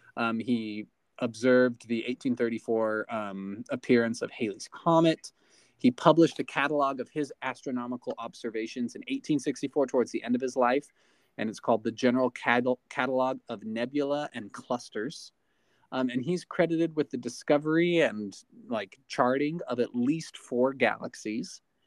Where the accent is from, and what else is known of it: Eagar, Arizona, United States; born or raised there